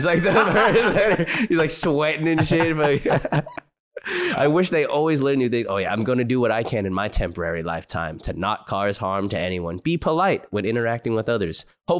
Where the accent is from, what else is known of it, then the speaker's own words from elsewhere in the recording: New Jersey, United States; Back in high school, growing up in New Jersey, I would smoke in my car at any empty parking lot.